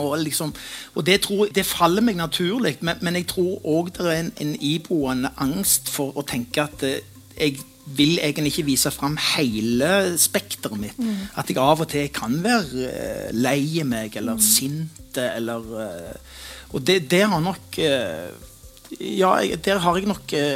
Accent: Stavanger, Rogaland, Norway; jeg er fra Pedersgata

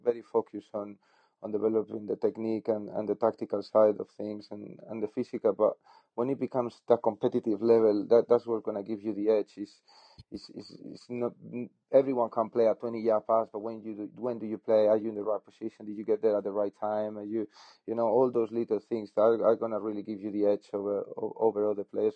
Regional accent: Spain; moved away as an adult; also born or lived in Netherlands; now in England; I'm from Spain

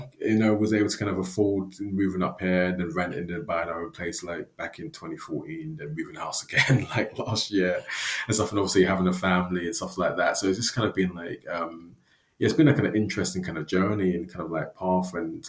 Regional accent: London, United Kingdom; moved away as an adult; now in Aberdeen, United Kingdom; But I'm a Londoner at heart as well.

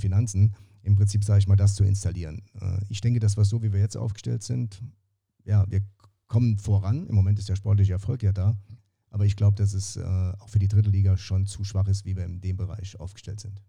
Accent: Saarbrücken, Saarland, Germany; ich bin ja Saarbrücker

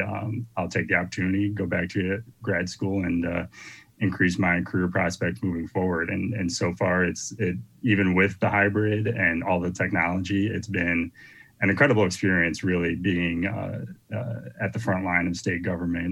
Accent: St. Charles, United States; I was actually working for the St. Charles History Museum, my hometown museum, as the marketing manager there

